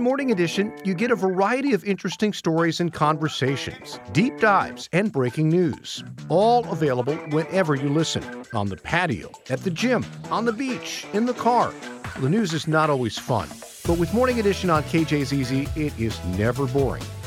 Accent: Midwest, United States; moved away; I grew up in the Midwest, spent a lot of time there

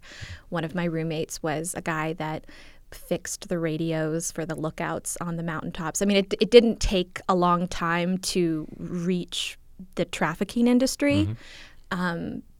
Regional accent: Los Angeles, California, United States; I am from Los Angeles, which is by and large a city in which like everyone wants to be on camera, or a lot of people like to be on camera.

